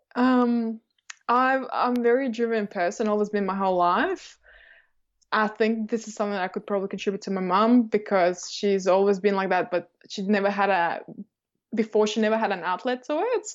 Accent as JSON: {"language": "English", "country": "Estonia", "tie": "born or raised there", "moved": "yes", "lives_now": "Australia", "said": "I grew up in Estonia, um, and I'm from a Russian family."}